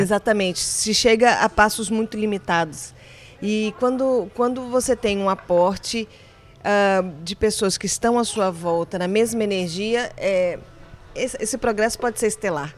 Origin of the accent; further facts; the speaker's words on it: Brasília, Federal District, Brazil; moved away as an adult; also born or lived in Seville, Spain; eu sou brasileira, sou de Brasília, capital.